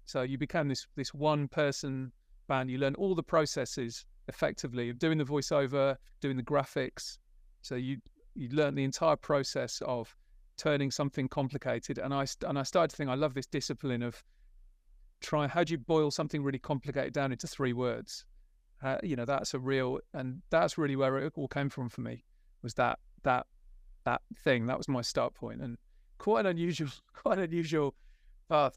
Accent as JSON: {"language": "English", "region": "West Midlands", "country": "United Kingdom", "tie": "born or raised there", "said": "I grew up in the West Midlands, in a little village"}